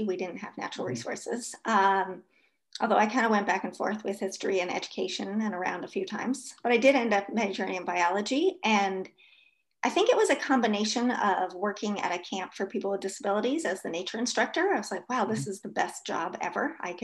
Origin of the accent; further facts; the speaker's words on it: New York City, New York, United States; moved away as an adult; now in Stevens Point, United States; my experiences growing up in New York City